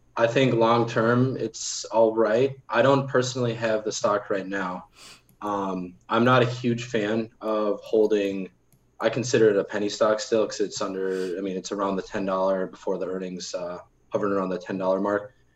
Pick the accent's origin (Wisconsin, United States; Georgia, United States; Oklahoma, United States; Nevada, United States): Wisconsin, United States; Milwaukee; I'm from Milwaukee